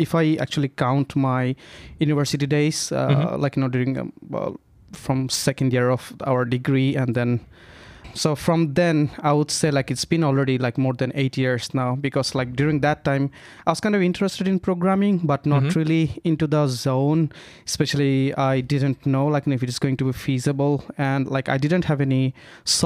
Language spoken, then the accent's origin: English; Bangladesh; moved away as an adult; now in Finland; I'm from Bangladesh.